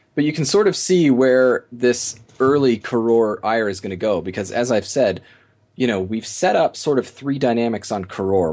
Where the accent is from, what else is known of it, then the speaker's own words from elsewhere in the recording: Midwest, United States; as an American